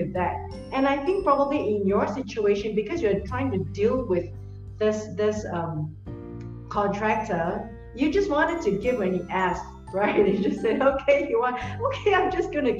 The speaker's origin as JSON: {"language": "English", "country": "Singapore", "said": "I come from Singapore"}